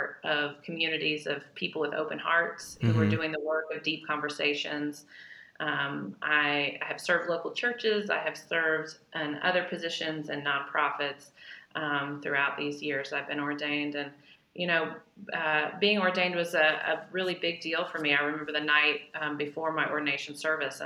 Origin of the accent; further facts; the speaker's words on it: Chattanooga, Tennessee, United States; I grew up in Chattanooga, Tennessee